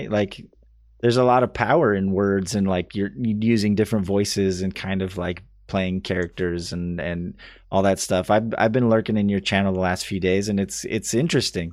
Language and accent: English; California, United States; I grew up in California pretty much my entire life.